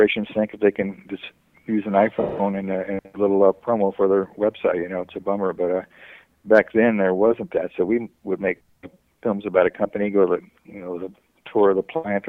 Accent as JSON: {"language": "English", "area": "San Gabriel Valley", "region": "California", "country": "United States", "tie": "born or raised there", "also_born_or_lived": "Dallas, Texas", "lives_now": "San Clemente, United States", "said": "I've lived in San Gabriel Valley forever"}